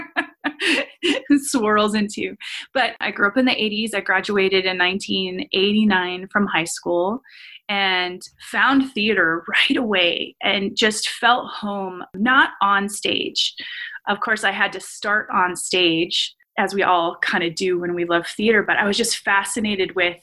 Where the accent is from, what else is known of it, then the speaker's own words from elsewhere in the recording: Los Angeles, California, United States; moved away; also born or lived in Uniontown, Pennsylvania; I felt growing up in Los Angeles that I was limitless